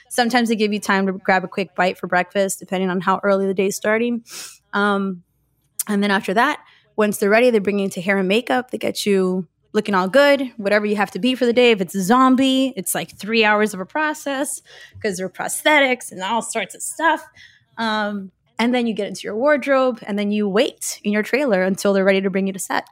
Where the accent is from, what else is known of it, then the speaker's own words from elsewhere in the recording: Miami, Florida, United States; I was born and raised in Miami, Florida